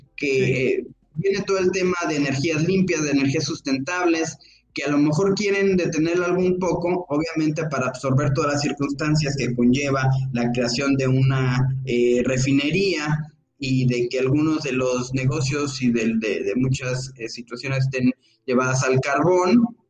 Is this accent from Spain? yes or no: no; Mexico; como ciudadanos, como mexicanos